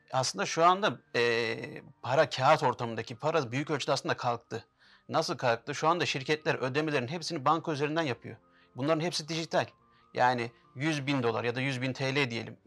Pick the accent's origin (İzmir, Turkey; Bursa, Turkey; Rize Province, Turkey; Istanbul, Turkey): Istanbul, Turkey; also born or lived in Şanlıurfa (ancestry); ben 1983 İstanbul doğumluyum. Aslen Şanlıurfalıyım